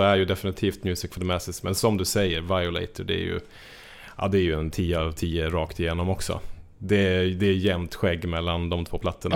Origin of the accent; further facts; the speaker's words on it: Njutånger, Gävleborg County, Sweden; jag är från Njutånger i Hälsingland